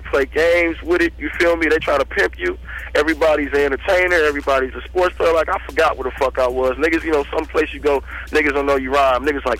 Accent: Buena Park, California, United States; also born or lived in Inglewood; I was born in Inglewood. I went from Inglewood, you know what I'm saying? When my parents got divorced... A nigga went from, damn, I can't remember, we moved so many motherfucking places. We moved from slum to slum out to Buena Park

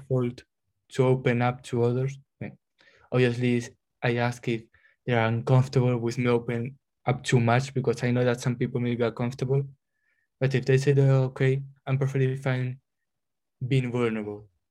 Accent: Spain; moved away as an adult; now in Glasgow, United Kingdom; I come from Spain, I'm a third year chemistry student doing masters in well in Glasgow here

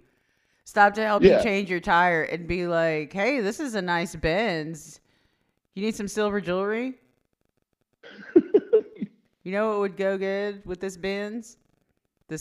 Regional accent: Southwest Oklahoma, United States; as an Indian from Southwest Oklahoma, dare I say the heart of Indian country in Anadarko, Indian capital of the world

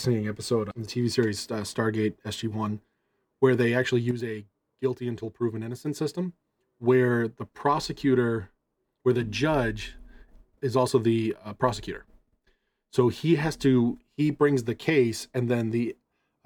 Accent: Massachusetts, United States; I'm always from Massachusetts

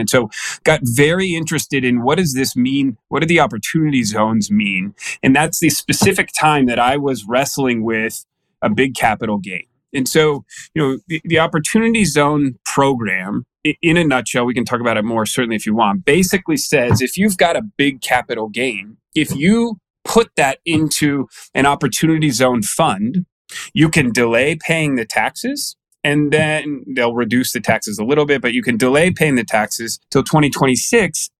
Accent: Danville, California, United States; moved away as an adult; also born or lived in North Carolina; now in Arizona, United States; California Bay Area guy. Grew up in the East Bay there

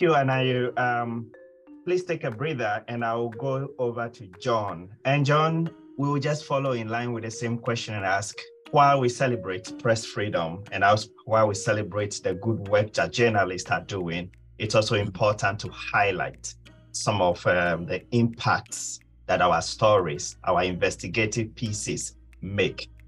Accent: Ghana; my home country, Ghana, hasn't been doing too well

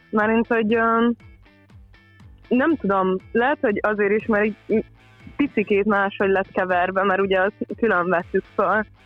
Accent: Rome, Lazio, Italy; moved away; Rómában forgattuk, szülővárosomban.

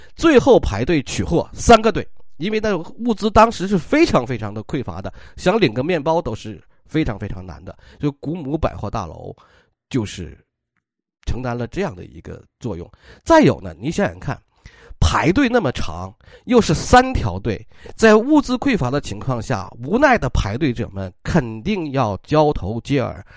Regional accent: China; 我们中国人

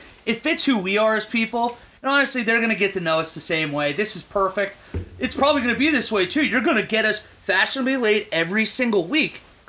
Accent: Pittsburgh, Pennsylvania, United States; I'm from Pittsburgh, so you know what everybody at home sitting there thinking right now. We got another Yinzer Steeler fan on the line.

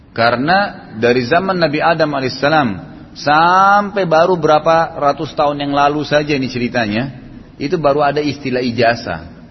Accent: Indonesia; kita nih semua lahir di Indonesia

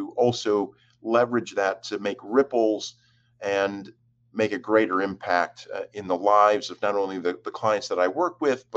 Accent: Jamestown, New York, United States; moved away; I was born and raised in Jamestown, New York, which is in the far southwest

